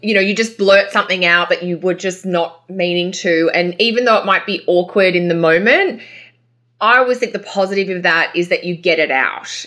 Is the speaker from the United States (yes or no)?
no; Australia; accent: Australian; now in Canada; my Australian accent